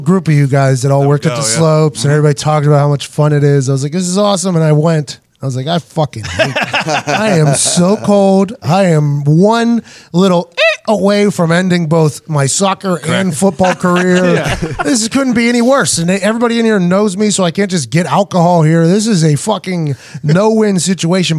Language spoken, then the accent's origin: English; Plum, Pennsylvania, United States; now in Indiana, United States; we grew up in the East Hills